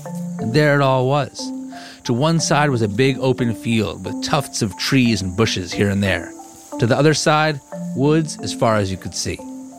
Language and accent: English; New Jersey, United States; moved away; where I grew up in New Jersey.